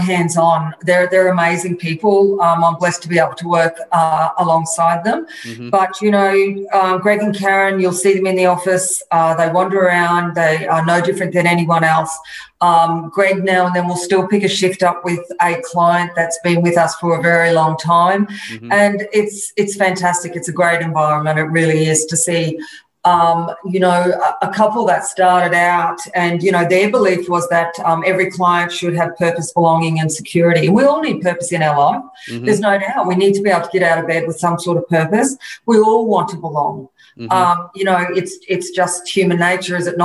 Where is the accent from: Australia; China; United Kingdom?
Australia; Brisbane, Queensland; I was born and bred in Brisbane in Wynnum. Basically grew up on the water